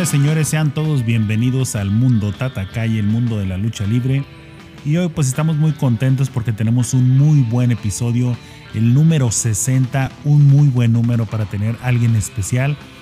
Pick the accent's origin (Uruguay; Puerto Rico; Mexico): Mexico; Ciudad Juárez, Chihuahua; yo vengo de Ciudad Juárez